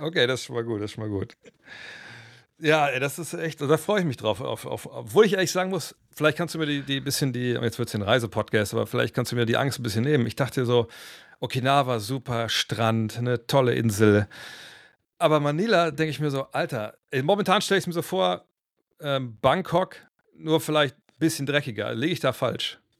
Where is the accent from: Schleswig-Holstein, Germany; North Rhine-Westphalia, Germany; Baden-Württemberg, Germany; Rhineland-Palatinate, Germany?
North Rhine-Westphalia, Germany; Cologne; bei uns in Köln damals